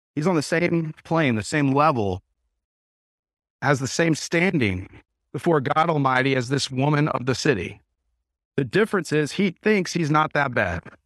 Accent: United States; us as American Christians

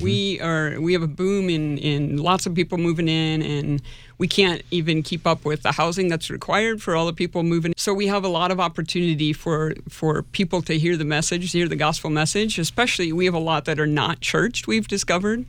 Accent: Nebraska, United States; moved away as an adult; now in Sioux Falls, United States; I grew up in Nebraska

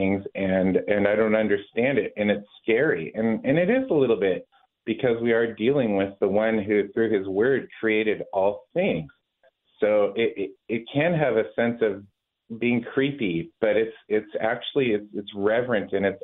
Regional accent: Washington, United States; moved away as an adult; now in Oregon, United States; I grew up in Washington. Family's from Alaska. My wife and I made Oregon our home many years ago.

